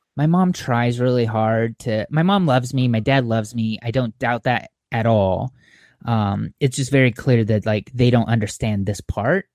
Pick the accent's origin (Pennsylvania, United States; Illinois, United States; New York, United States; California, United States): California, United States; Orange County; moved away as an adult; also born or lived in Montclair, California / Claremont, California / Phoenix, Arizona; now in Bay Area, United States; I grew up in Orange County